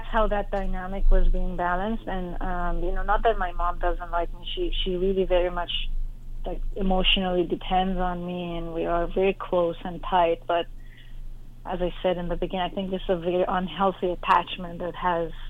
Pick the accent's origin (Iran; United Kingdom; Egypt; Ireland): Iran; moved away as an adult; growing up in Iran during the war